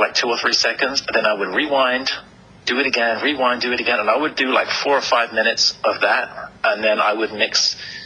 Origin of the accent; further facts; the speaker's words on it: England, United Kingdom; moved away as an adult; also born or lived in Hawaii; now in California, United States; I was actually born in England and raised in England, and you probably hear from the accent. And then I moved to America about 10 years ago